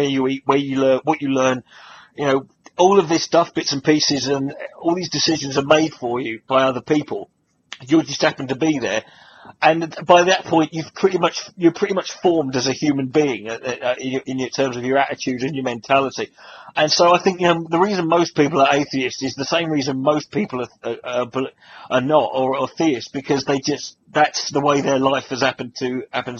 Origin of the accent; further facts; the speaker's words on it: United Kingdom; I grew up in Britain